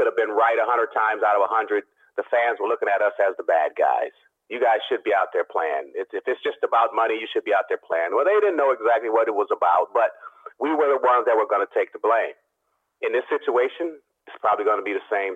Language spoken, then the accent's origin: English; Oakland, California, United States; I'm from Oakland